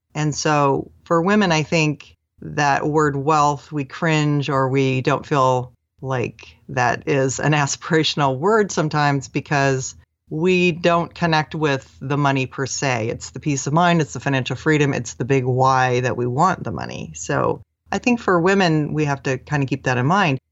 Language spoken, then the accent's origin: English; Seattle, Washington, United States; I grew up in the Seattle area